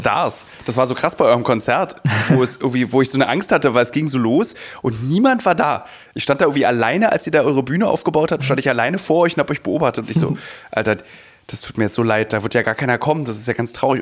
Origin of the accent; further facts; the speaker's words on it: Berlin, Germany; jetzt als Berliner